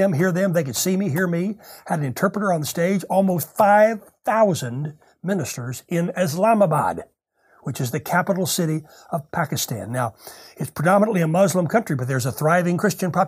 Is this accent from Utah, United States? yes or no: no; Tulsa, Oklahoma, United States; my hometown of Tulsa, Oklahoma. I was born and raised in this city.